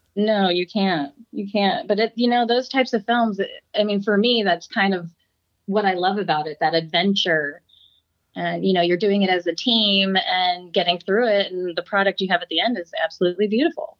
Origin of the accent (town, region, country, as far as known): Santa Clarita, California, United States; born or raised there